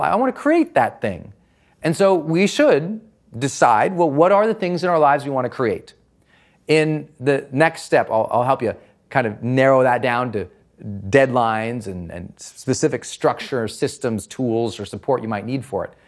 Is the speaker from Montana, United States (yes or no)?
yes; Montana, United States; I'm from Montana